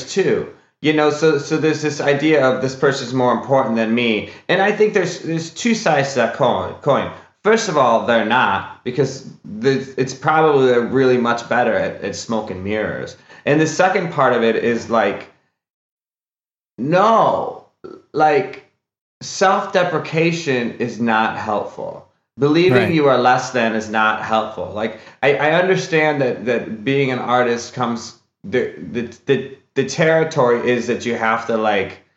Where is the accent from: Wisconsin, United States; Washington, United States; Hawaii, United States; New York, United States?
Wisconsin, United States; now in California, United States; I grew up in Wisconsin